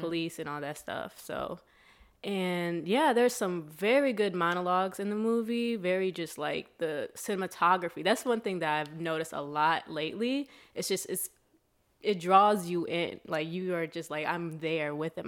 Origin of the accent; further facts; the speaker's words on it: Sandusky, Ohio, United States; now in Chicago, United States; Ohio, Sandusky, Ohio